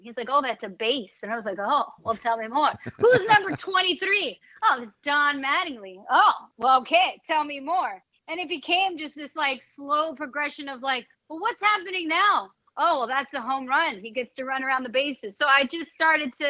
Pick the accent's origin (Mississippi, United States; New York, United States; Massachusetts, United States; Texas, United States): New York, United States; New York City; also born or lived in London; growing up in the Bronx, my dad was a huge Yankee fan